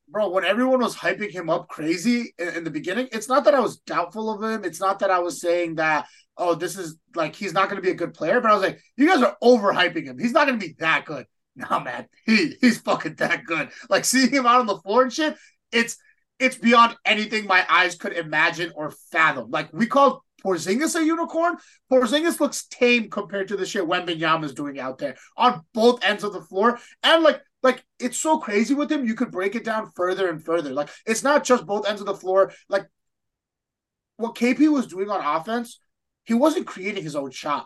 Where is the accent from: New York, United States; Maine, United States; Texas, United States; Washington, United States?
New York, United States; New York City; as a New Yorker